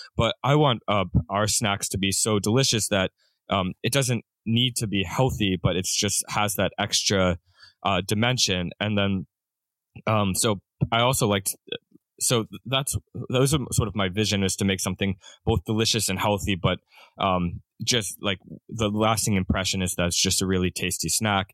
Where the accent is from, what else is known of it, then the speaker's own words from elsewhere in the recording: Pennsylvania, United States; moved away as an adult; also born or lived in Japan; I'm from Pennsylvania originally